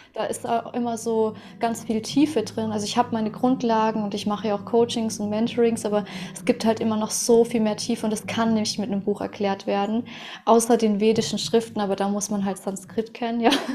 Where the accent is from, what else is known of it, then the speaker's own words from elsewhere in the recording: Russia; moved away; Ich bin ja auch in Russland geboren